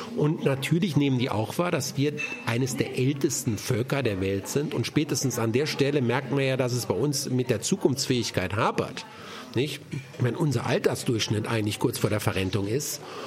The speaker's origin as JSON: {"language": "German", "country": "Germany", "said": "unser Land"}